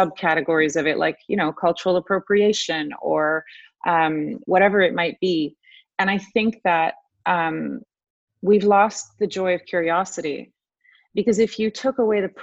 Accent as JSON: {"language": "English", "region": "Buenos Aires", "country": "Argentina", "tie": "born or raised there", "also_born_or_lived": "Rome, Italy", "moved": "yes", "lives_now": "Canada", "said": "I was born in Rome and then brought up in Buenos Aires in a civil war, and then ended up coming here not speaking a word of French."}